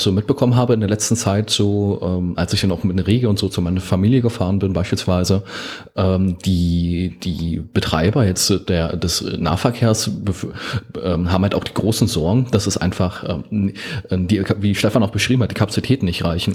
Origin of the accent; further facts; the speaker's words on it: Osterweddingen, Saxony-Anhalt, Germany; in meiner Heimat ähm, hat, wurde es sehr stark ausgebaut. bei uns wurde das Gewerbgebiet in Osterwedding